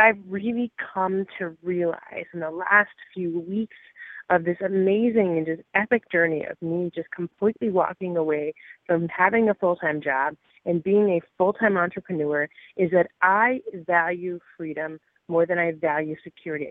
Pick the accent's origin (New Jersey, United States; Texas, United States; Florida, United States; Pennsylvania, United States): New Jersey, United States; I grew up in New Jersey uh, in a, small town in a very rural area, rural community.